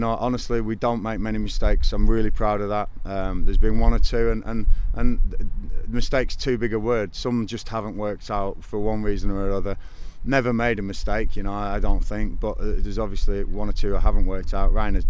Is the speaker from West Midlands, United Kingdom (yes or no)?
no; Blackburn, North West England, United Kingdom; moved away; It's my hometown, it's where I grew up.